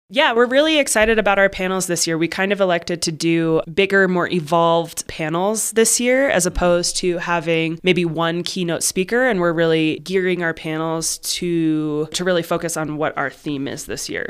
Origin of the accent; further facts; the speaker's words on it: Arizona, United States; also born or lived in Boulder County, Colorado; now in Crestone, United States; I grew up in Arizona